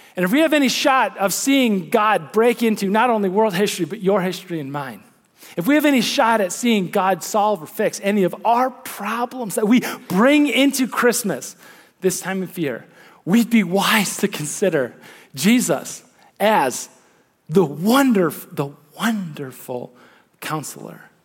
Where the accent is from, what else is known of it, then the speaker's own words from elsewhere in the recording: Midwest, United States; as a Midwesterner